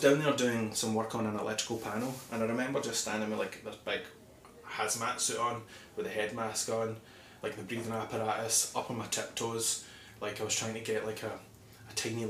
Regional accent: Paisley, Scotland, United Kingdom; moved away as an adult; also born or lived in Darwin, Australia; now in New Zealand; I'm from Paisley in Scotland.

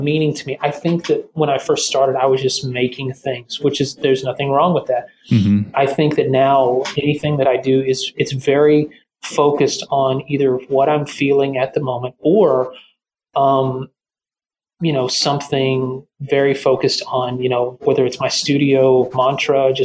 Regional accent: the South, United States; I'm from the South too. That's just a way of life down here.

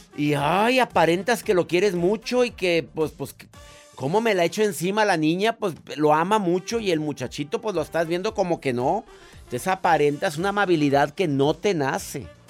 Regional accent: Mexico; en mi país existe una ley que es la ley Olimpia

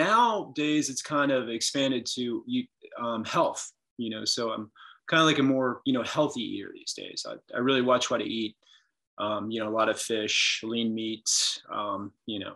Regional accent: Lexington, Kentucky, United States; also born or lived in Winter Park, Florida / Colorado; My parents moved up here to Lexington, went to Sayre School, and then Dunbar for high school

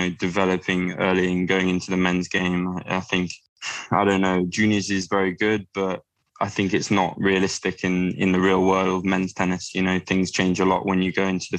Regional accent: Sutton, London, United Kingdom; now in Leatherhead, United Kingdom; my local club in the UK, in Sutton, where I was born

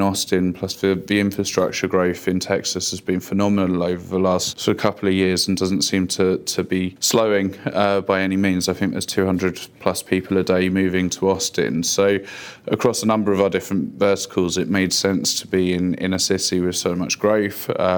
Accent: London, United Kingdom; moved away as an adult; now in United States; No, I'm not a native of here. I grew up in London initially, but moved out to the States about 5 or 6 years ago.

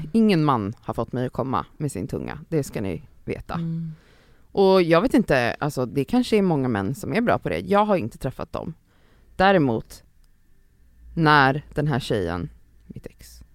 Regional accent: Stockholm, Stockholm County, Sweden; i ett villområde typ där jag växte upp mellan så här, eh, Älvsjö, Örby och Östberga

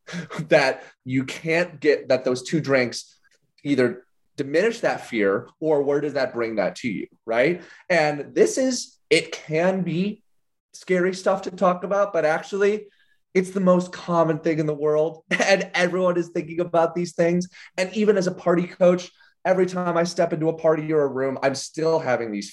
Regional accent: Illinois, United States; I grew up in Illinois

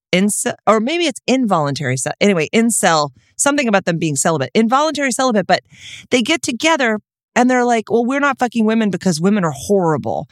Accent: Texas, United States; I am from Texas

